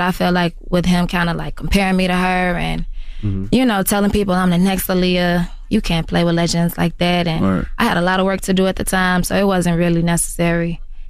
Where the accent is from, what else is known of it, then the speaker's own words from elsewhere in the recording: Chicago, Illinois, United States; y'all know me. I've been making music for a long time. I'm from Chicago.